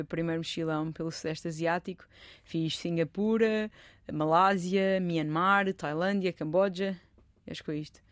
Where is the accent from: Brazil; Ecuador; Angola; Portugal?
Portugal; sou de, sou de Portugal